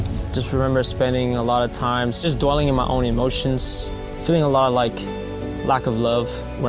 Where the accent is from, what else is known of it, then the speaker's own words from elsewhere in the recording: Los Angeles, California, United States; now in Las Vegas, United States; I live in Las Vegas, born in Los Angeles, California.